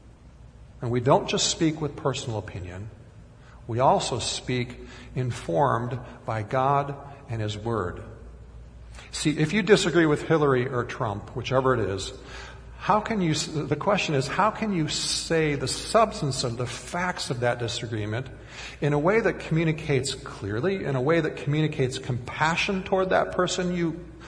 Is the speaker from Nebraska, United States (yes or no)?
no; Minnesota, United States; even at 5 years old growing up in Minnesota